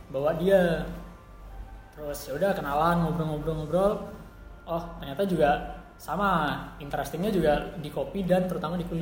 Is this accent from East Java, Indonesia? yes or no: yes; Malang, East Java, Indonesia; Kebetulan aku kenal Salman juga karena sama-sama aku asli Malang, Salman juga kuliah di Malang.